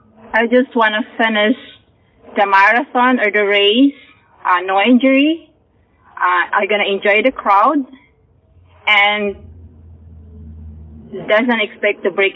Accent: Philippines; now in Fort Myers, United States; I am 38 years old. I'm from Fort Myers, Florida. I originally came from the Philippines.

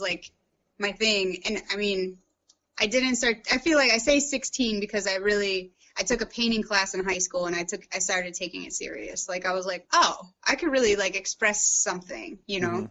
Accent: St. Louis, Missouri, United States; moved away as an adult; also born or lived in London, United Kingdom; now in Sloatsburg, United States; I grew up, I was born and raised in St. Louis, Missouri

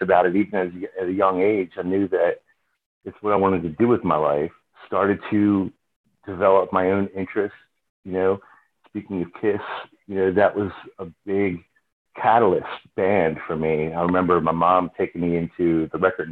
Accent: Baltimore, Maryland, United States; I grew up in Baltimore, and my dad was a musician.

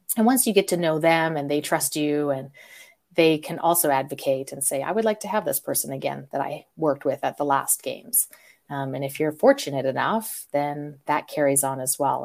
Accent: Calgary, Alberta, Canada; I'm from Calgary, Canada

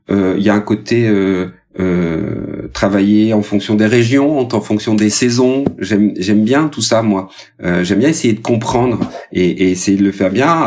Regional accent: Occitania, France; je vais mettre à l'honneur ma région natale, à savoir l'Aveyron.

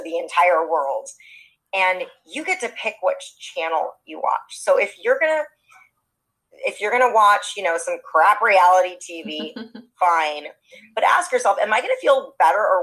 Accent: Los Angeles, California, United States; I'm born and raised in Los Angeles

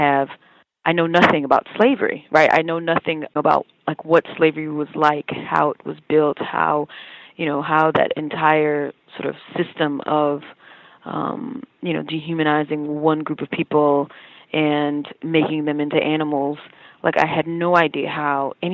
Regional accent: Mississippi, United States; I grew up in the South, and I grew up in Mississippi

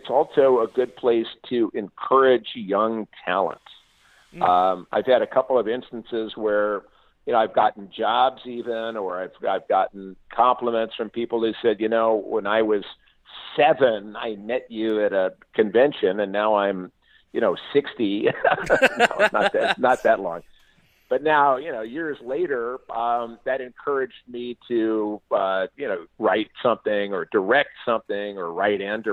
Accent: Barrington, Illinois, United States; now in California, United States; I grew up in Northern Illinois and good old Barrington, Illinois, and that's why I moved to California

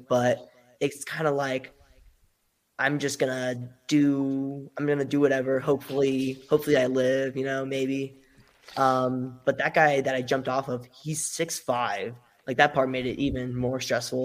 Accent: Las Vegas, Nevada, United States; I'm from Las Vegas, Nevada, based out of Las Vegas, Nevada.

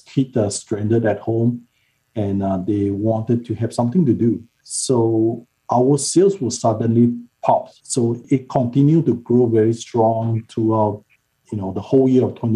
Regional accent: Malaysia; moved away; I grew up in Malaysia

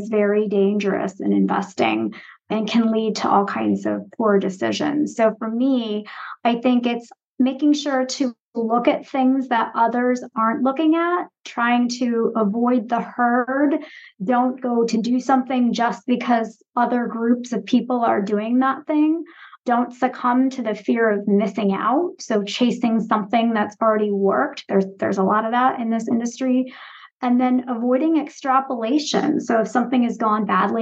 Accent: outside of Boston, Massachusetts, United States; moved away; also born or lived in Michigan / Chicago; I grew up outside of Boston

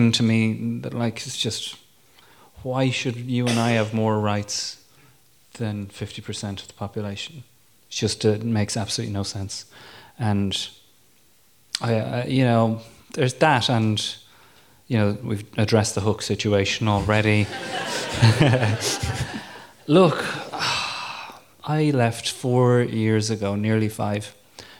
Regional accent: Ireland; now in England, United Kingdom; as an Irishman abroad

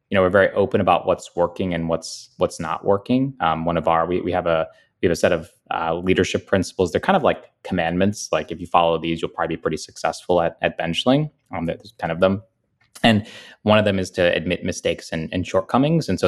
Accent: United States; born there; I was born in America to parents who, you know, had valued education.

